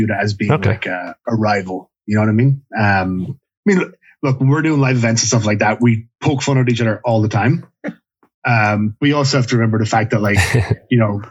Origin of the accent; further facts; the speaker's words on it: Ireland; now in Canada; I remember growing up in Ireland